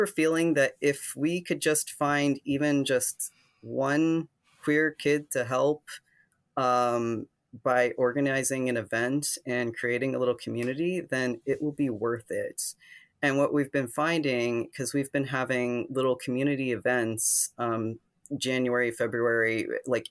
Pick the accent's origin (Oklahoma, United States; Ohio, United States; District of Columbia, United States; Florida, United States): Ohio, United States; moved away; I grew up in Ohio, in a conservative town, but actually not as conservative as the one that I ended up